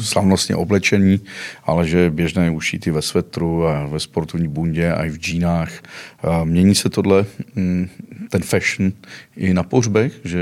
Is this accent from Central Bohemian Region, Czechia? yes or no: no; Karlovy Vary Region, Czechia; now in Prague, Czech Republic; pocházím z Karlovarského kraje